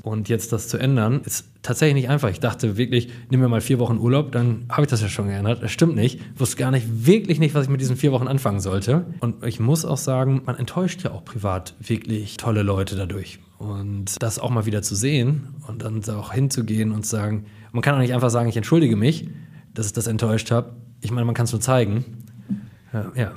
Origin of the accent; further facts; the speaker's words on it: Coesfeld, North Rhine-Westphalia, Germany; in Coesfeld beraten zu dürfen, in meiner kleinen Heimatstadt, wo ich geboren bin